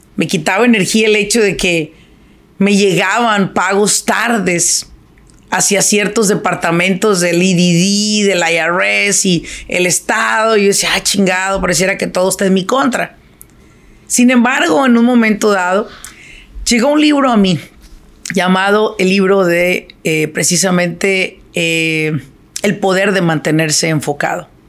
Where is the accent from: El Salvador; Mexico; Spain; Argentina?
Mexico; Apatzingán, Michoacán; now in Irvine, United States; yo soy de Apachingán, ¿verdad? Me vine de Apachingán por el calor